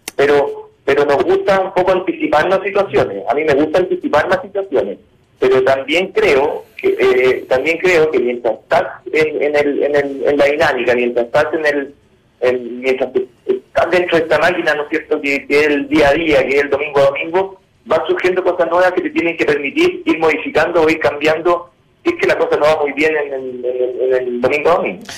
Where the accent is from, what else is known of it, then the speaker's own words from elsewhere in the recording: Chile; moved away as an adult; now in Peru; los técnicos chilenos